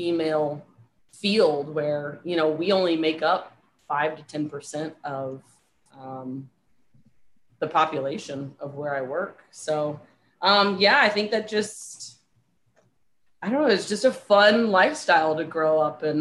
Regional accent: St. Louis, Missouri, United States; moved away as an adult; also born or lived in San Diego / Charlottesville, Virginia; now in Fort Lauderdale, United States; I grew up in St. Louis, Missouri. I currently live in Fort Lauderdale, Florida.

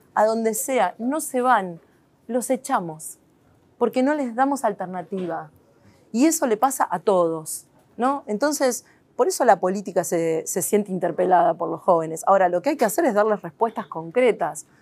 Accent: Argentina; quiénes somos los argentinos

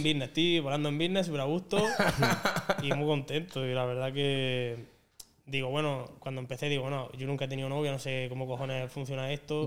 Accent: Andalusia, Spain; aquí somos así, somos de esta manera

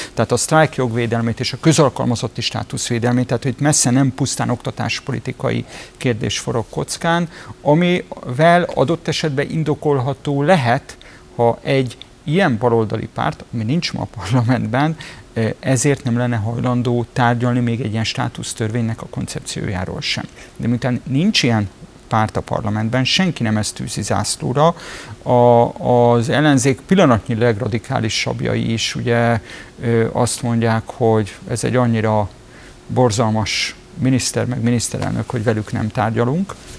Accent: Budapest, Hungary; Tőzsökeres budapestiként

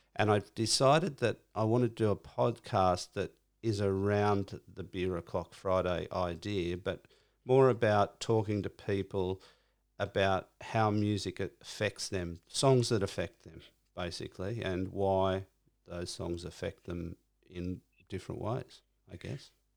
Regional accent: Cronulla, New South Wales, Australia; I'm from Cronulla.

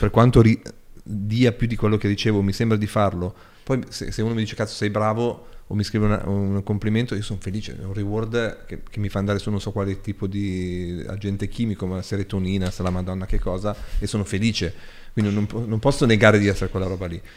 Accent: Ghemme, Piedmont, Italy; da Ghemme, dal mio paese

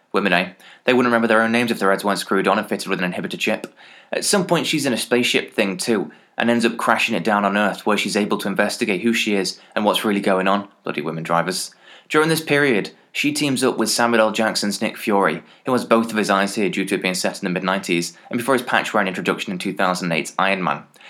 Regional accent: England, United Kingdom; As an English person

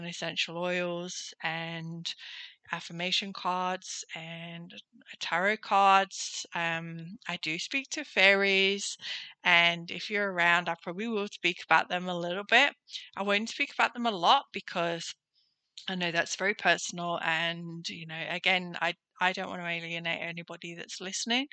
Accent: Nottingham, East Midlands, United Kingdom; moved away as an adult; now in Gold Coast, Australia; I'm originally from Nottingham in the UK

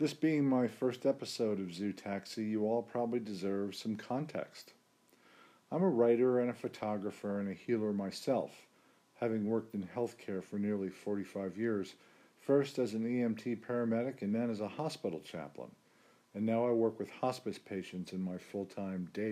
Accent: New Jersey, United States; moved away; I'm originally from New Jersey

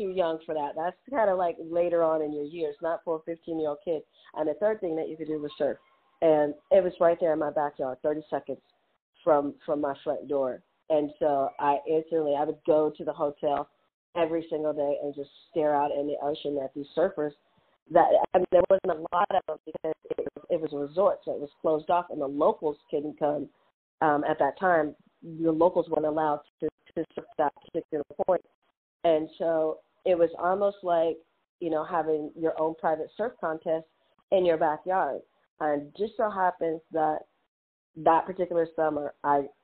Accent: Kansas City, United States; moved away; I'm from Kansas City originally

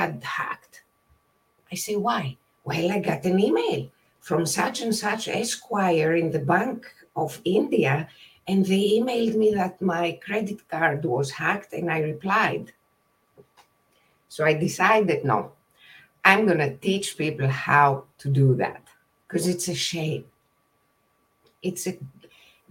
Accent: Greece; moved away as an adult; now in California, United States; I was born and raised in Greece, and I moved to California in 1998, became a citizen in 2004

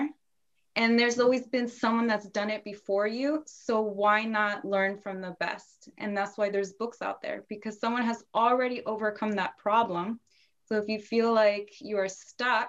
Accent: Northern Virginia, United States; I was born in Virginia, mostly raised in Northern Virginia, so always been close to DC

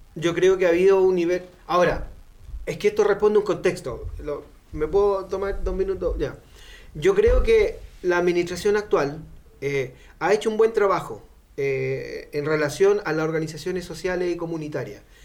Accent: Renca, Santiago Metropolitan Region, Chile; yo soy un poblador de Renca

